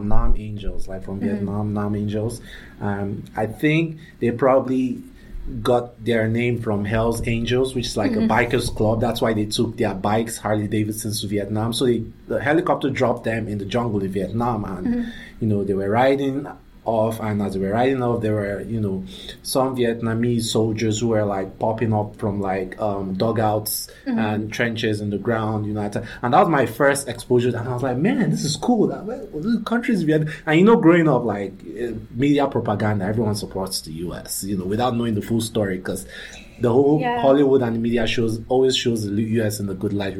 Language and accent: English; Nigeria; moved away; also born or lived in Abuja, Nigeria; I'm from Nigeria. And in Africa, growing up in Africa